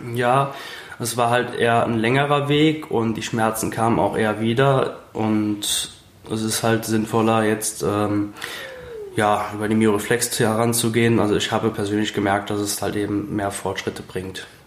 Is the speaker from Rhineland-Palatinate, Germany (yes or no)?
yes; Briedel, Rhineland-Palatinate, Germany; Ich komme aus Bredel, das ist direkt bei Zell an der Mosel